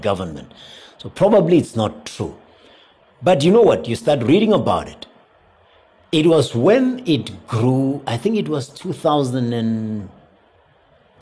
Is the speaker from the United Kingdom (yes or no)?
no; South Africa